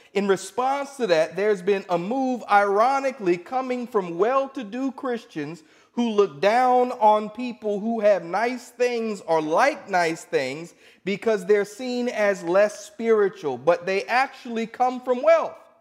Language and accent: English; Indianapolis, Indiana, United States; I'm from Indianapolis